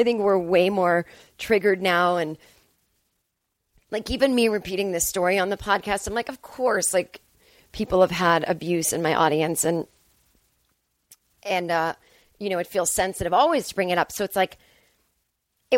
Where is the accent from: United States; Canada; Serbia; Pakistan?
United States; Massachusetts; born or raised there; now in Los Angeles, United States